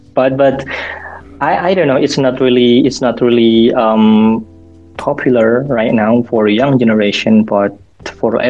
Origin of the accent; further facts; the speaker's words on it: Madura, East Java, Indonesia; English is a second language; so I live in Madura and I grew up in Madura as well, and probably I will spend my entire life in Madura